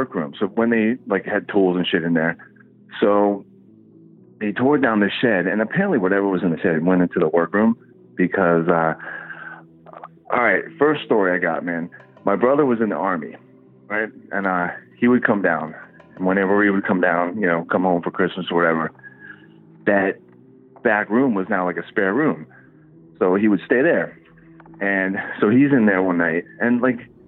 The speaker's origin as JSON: {"language": "English", "town": "Fort Lauderdale", "region": "Florida", "country": "United States", "tie": "born or raised there", "said": "I grew up in Fort Lauderdale"}